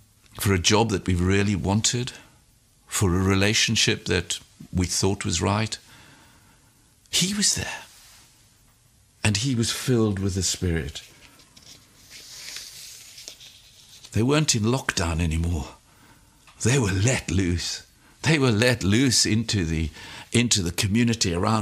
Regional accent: South Africa; I was born in South Africa

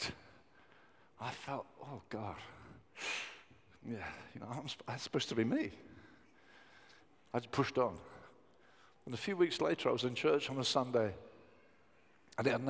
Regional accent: Brighton, South East England, United Kingdom; I grew up in Brighton, and it's got a tremendous youth culture

